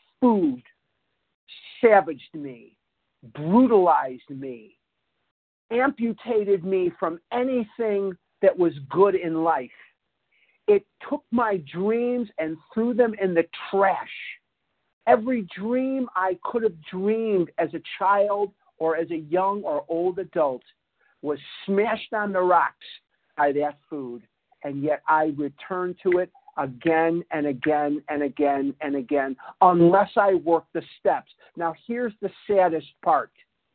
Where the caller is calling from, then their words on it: Toronto, Ontario, Canada; I'm calling from Toronto, Canada, eh?